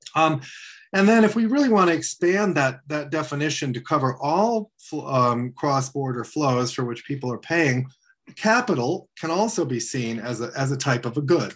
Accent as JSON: {"language": "English", "town": "Washington", "region": "District of Columbia", "country": "United States", "tie": "born or raised there", "said": "I grew up in Washington, D.C."}